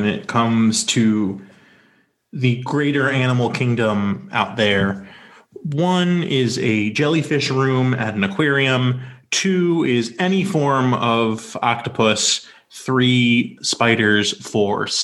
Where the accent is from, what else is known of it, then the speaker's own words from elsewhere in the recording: North Carolina, United States; I grew up in North Carolina.